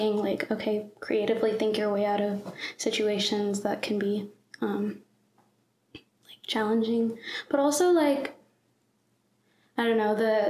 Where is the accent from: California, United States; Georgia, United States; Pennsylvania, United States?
Georgia, United States; Atlanta; I grew up in Atlanta, Georgia. I've lived here my whole life. In Forsyth County.